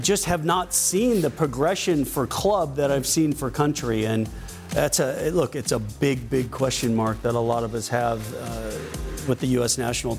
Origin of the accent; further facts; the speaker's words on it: United States; growing up as an American.